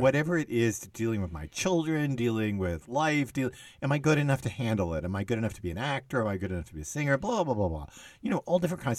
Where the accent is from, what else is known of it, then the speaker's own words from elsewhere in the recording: Texas, United States; I was growing up in Texas